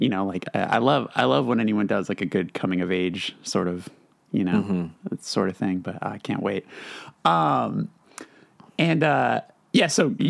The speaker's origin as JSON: {"language": "English", "town": "Burbank", "region": "California", "country": "United States", "tie": "born or raised there", "said": "That's my hometown right there."}